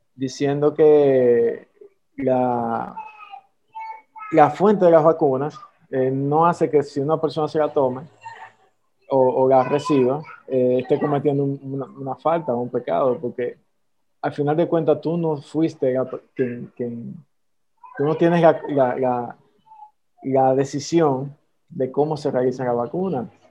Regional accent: Dominican Republic; somos dominicanos

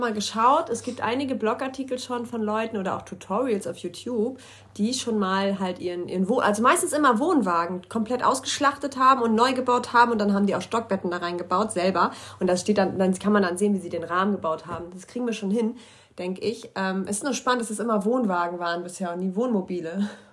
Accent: Germany; hier bei uns in Deutschland

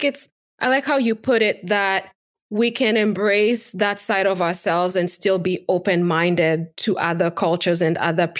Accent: Kenya; now in United States; as a Kenyan woman who's been living in America for so many years

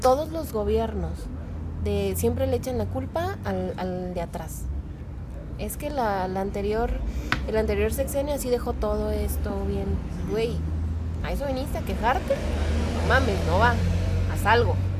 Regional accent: Mexico

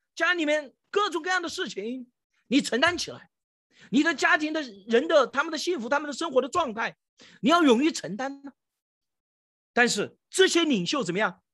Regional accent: China; 我们中国人

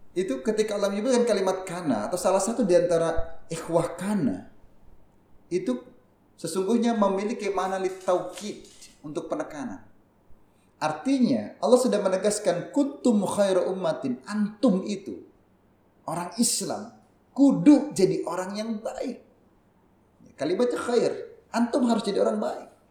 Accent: Jakarta, Indonesia; moved away as an adult; now in Tegal, Indonesia; Saya lahir dan besar di Jakarta. Jadi walaupun sekarang tinggal di Tegal, ya ini masih belajar bahasa Jawa ini

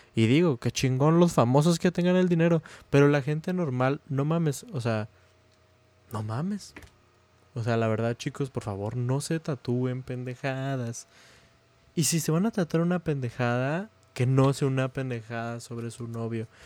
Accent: Mexico; now in United States; somos de México, pero aquí en Estados Unidos sí se celebra. Aparte, estudio en Estados Unidos

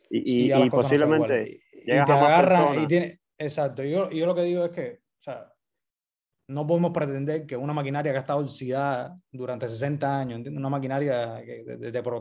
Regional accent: Cuba; o sea, uno como cubano se piensa que el mundo

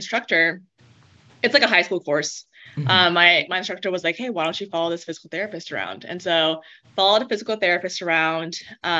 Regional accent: Texas, United States; moved away as an adult; now in San Clemente, United States; I'm from Texas.

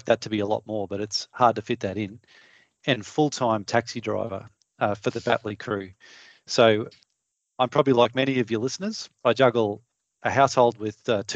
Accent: Townsville, Queensland, Australia; I grew up in Townsville, which is regional North Queensland.

